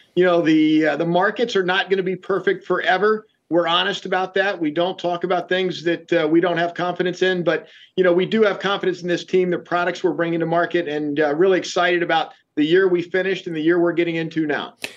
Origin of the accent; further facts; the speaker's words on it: Shenandoah Valley, Virginia, United States; I grew up in the Shenandoah Valley of Virginia, so I've been around this equipment all my life